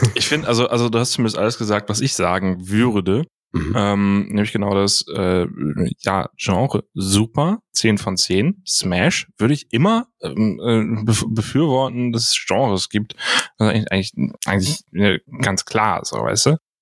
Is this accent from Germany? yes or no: yes; Hamburg, Germany; Ich bin Hamburger